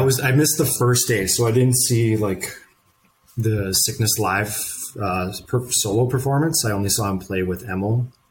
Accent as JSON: {"language": "English", "town": "Saint John", "region": "New Brunswick", "country": "Canada", "also_born_or_lived": "Vancouver", "moved": "yes", "said": "I'm from St. John, New Brunswick."}